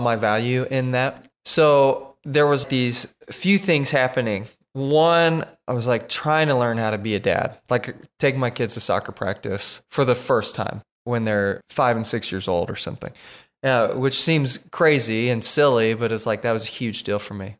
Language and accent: English; Oklahoma, United States; moved away as an adult; now in Tennessee, United States; we are from Oklahoma.